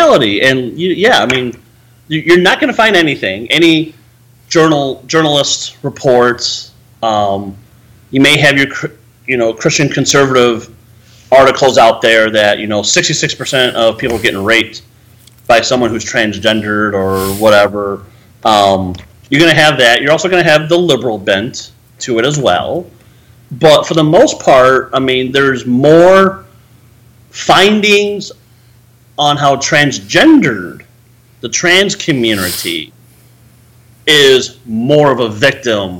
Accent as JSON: {"language": "English", "area": "Chicago area", "region": "Illinois", "country": "United States", "tie": "born or raised there", "moved": "yes", "said": "When I moved back here a year ago in my hometown area"}